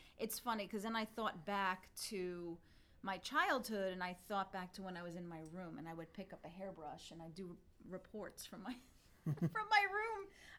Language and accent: English; Italy; English is a second language; So, when I was growing up, like I was telling you, I didn't speak English when I went to school. So back then in 1980-something, I'm not going to say exactly, there was no ESL class.